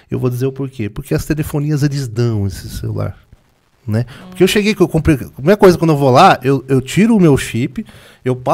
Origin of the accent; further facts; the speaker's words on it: Brazil; mas eu sou brasileiro. E como é que eu faço? Eu não tenho green card.